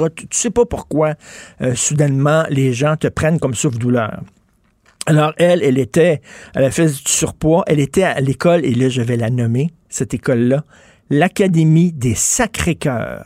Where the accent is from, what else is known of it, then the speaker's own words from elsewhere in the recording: Montreal, Quebec, Canada; Je viens de Verdun